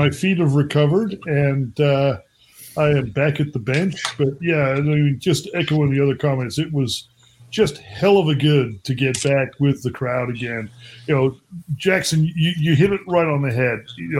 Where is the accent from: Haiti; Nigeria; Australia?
Australia; moved away as an adult; now in United States; I grew up in Australia. I, you know, lived all over the place, but was basically based in Australia until 2004.